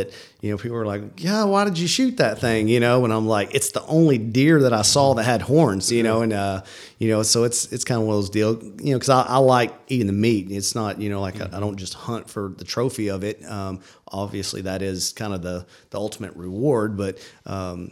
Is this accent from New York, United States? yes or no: no; McKinney, Texas, United States; also born or lived in Princeton, Texas; I was born and raised in McKinney, grew up here